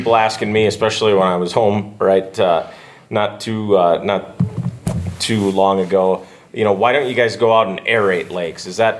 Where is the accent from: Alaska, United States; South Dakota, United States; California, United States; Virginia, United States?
South Dakota, United States; northeast; the northeast part of the state, my home country.